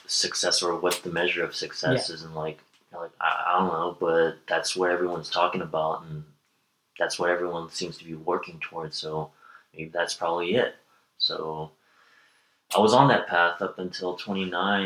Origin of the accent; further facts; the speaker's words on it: Bay Area, California, United States; growing up in the Bay Area